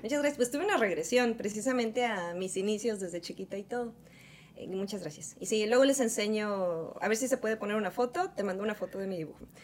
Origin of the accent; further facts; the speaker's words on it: Veracruz, Mexico; also born or lived in Orizaba; Yo soy originaria de Veracruz, de un pequeño pueblito que se llama San Veracruz.